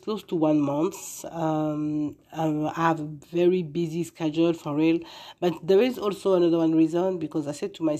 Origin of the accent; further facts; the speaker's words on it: Paris, Île-de-France, France; English is a second language; moved away as an adult; now in United States; I'm living now in US, and I'm coming from France, born in Paris. And when I came here 6 years ago